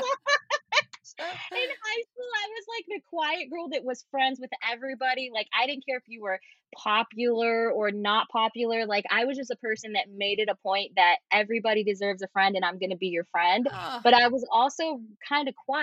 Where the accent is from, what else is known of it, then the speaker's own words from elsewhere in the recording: West Virginia, United States; also born or lived in Florida; now in Los Angeles, United States; I am originally from West Virginia. I am a very not country girl, but just from the backwoods. I grew up in a very isolated area.